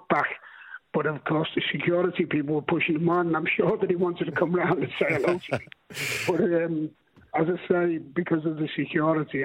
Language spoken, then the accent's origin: English; Liverpool, North West England, United Kingdom; moved away as an adult; also born or lived in Midlands; I was born in Liverpool, and I was an Everton supporter as a youngster